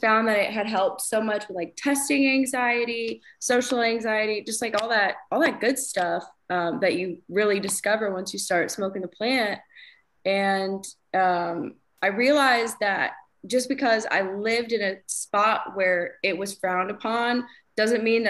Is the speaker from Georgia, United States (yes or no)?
yes; Georgia, United States; also born or lived in Auburn, Alabama; I was born and raised in Georgia